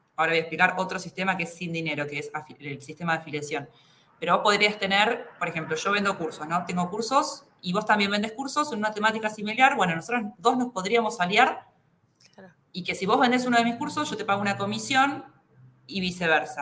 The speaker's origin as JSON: {"language": "Spanish", "country": "Argentina", "said": "somos los argentinos"}